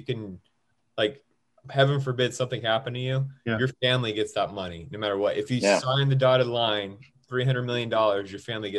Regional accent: Sacramento, California, United States; I'm from Sacramento.

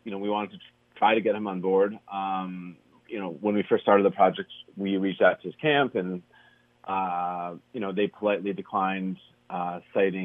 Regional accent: United States; we as the American public

